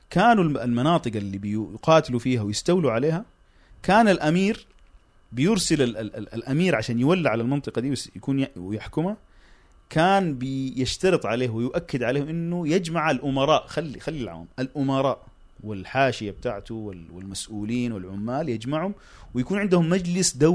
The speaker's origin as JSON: {"language": "Arabic", "country": "Sudan", "said": "الكلام ده عام حتى عندنا في السودان الترابي ذكر قال انه الحركه الاسلاميه في السودان استفادت من الحزب الشيوعي السوداني"}